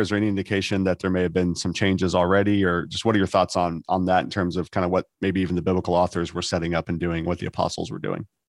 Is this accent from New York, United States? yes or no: no; Texas, United States; I'm a Texan and we don't sound fancy